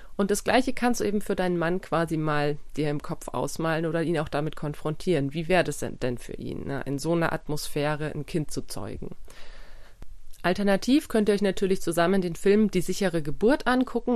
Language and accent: German; Germany; bei uns in Deutschland